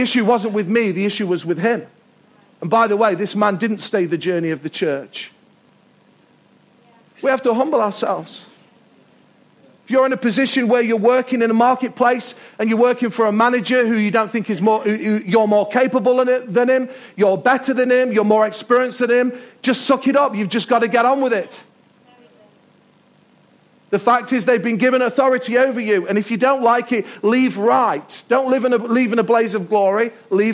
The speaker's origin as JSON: {"language": "English", "country": "United Kingdom", "said": "We're British."}